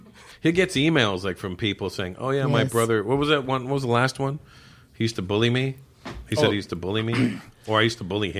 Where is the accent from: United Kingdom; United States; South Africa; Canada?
Canada; born or raised there; moved away